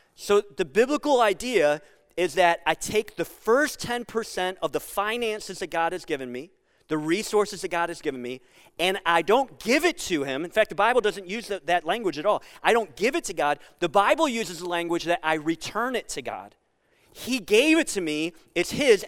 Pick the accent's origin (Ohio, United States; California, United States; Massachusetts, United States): Ohio, United States; Sandusky; I grew up on Camp Street in Sandusky.